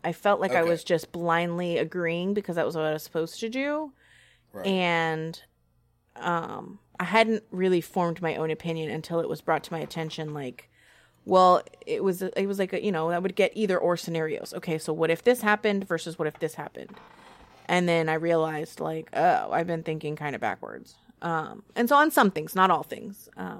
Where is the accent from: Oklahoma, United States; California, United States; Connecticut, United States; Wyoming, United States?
California, United States; I grew up primarily in California in a very democratic, liberal environment, and I still have a lot of those same views.